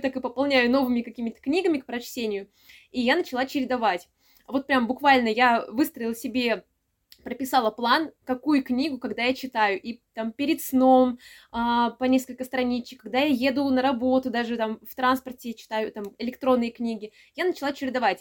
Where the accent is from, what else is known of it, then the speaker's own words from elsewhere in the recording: Samara, Samara Oblast, Russia; я из Самары